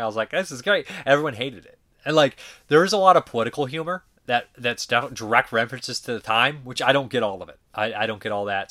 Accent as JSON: {"language": "English", "town": "Boston", "region": "Massachusetts", "country": "United States", "said": "as a Bostonian"}